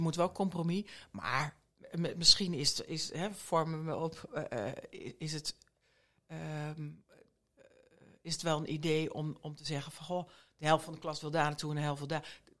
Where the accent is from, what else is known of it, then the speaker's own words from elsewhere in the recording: Borne, Overijssel, Netherlands; moved away; also born or lived in Rotterdam; ik ben een echte tukker. Ik, Echt? ik ben in Borne geboren, alleen ik ben 15 jaar in Rotterdam eh, heb ik gewoond.